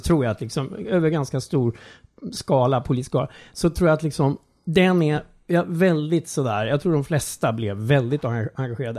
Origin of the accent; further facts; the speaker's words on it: Strängnäs, Södermanland, Sweden; min uppväxtstad Strängnäs